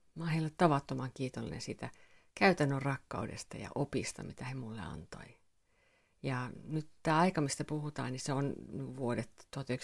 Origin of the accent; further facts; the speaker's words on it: Finland; mä oon suomenruotsalainen